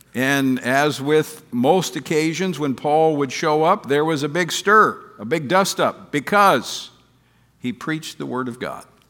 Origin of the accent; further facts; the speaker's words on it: Louisiana, United States; my home state of Louisiana, Monroe, Louisiana